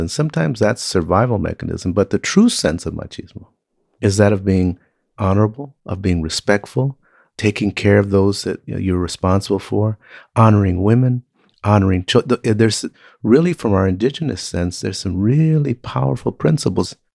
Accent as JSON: {"language": "English", "town": "Compton", "region": "California", "country": "United States", "tie": "born or raised there", "said": "I was raised in Compton, Watts, uh, California"}